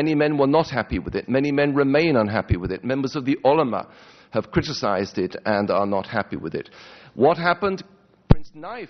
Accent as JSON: {"language": "English", "country": "United Kingdom", "said": "I, as a Brit"}